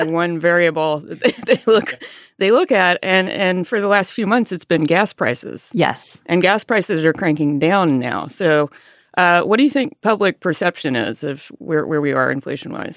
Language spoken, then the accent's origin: English; Alabama, United States; moved away; I grew up in a rural area in Alabama